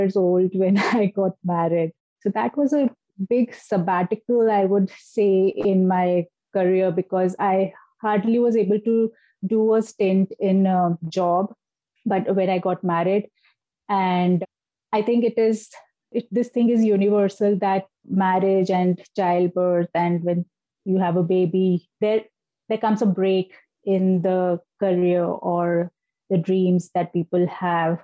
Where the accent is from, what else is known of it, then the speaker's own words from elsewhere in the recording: India; now in Delhi, India; my hometown is someplace else, which is known for marble city of the entire country, because we have beautiful marble rocks and a river flowing from the middle of the marble rocks